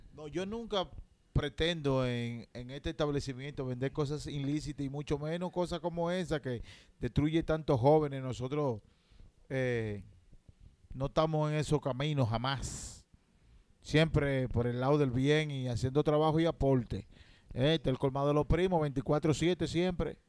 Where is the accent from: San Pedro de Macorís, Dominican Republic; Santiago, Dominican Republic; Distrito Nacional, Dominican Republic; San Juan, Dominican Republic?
Distrito Nacional, Dominican Republic; Santo Domingo; yo nací en la maternidad de la Alta Gracia, segundo piso, en el año 1983